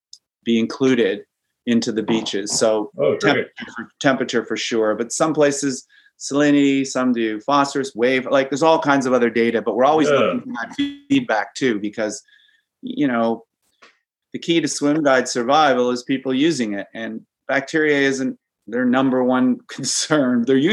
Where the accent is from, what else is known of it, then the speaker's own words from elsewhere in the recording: Great Lakes, Canada; Maybe because I grew up in the Great Lakes, I love the ocean.